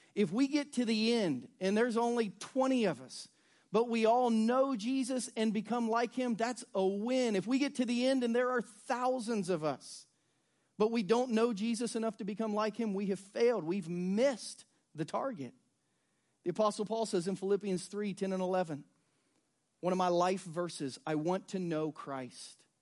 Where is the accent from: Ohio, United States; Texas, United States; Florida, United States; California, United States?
Ohio, United States; Southern; now in Lee's Summit, United States; I grew up in Southern Ohio